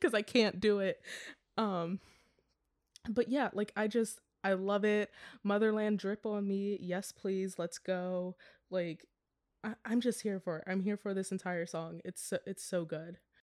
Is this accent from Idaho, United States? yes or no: no; Maryland, United States; moved away as an adult; also born or lived in Pittsburgh; now in Los Angeles, United States; I also moved home for a couple of months during the quarantine, so I moved from Pittsburgh to Maryland